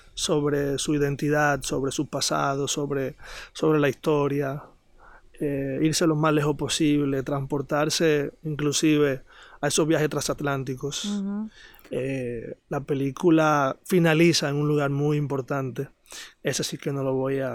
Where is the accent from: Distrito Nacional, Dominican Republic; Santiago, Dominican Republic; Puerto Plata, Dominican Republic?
Distrito Nacional, Dominican Republic; Santo Domingo; moved away as an adult; now in Sosúa, Dominican Republic; soy nacido y criado en Santo Domingo.